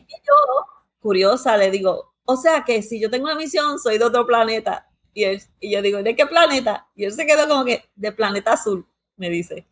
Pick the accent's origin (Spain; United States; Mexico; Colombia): United States; nací y me crié en Estados Unidos